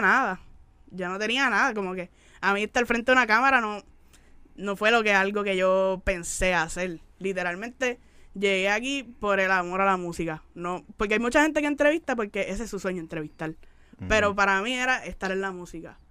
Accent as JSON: {"language": "Spanish", "country": "Puerto Rico", "tie": "born or raised there", "also_born_or_lived": "Miami, United States", "moved": "as an adult", "said": "en el Gran Bithorn"}